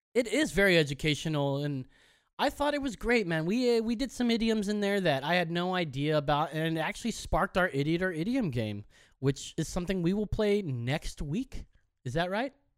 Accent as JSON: {"language": "English", "area": "Orange County", "region": "California", "country": "United States", "said": "we are from Orange County"}